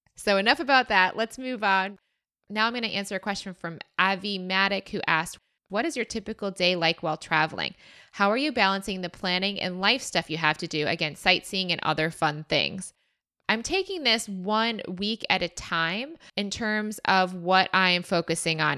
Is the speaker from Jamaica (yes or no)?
no; Michigan, United States; moved away; I said I was from Michigan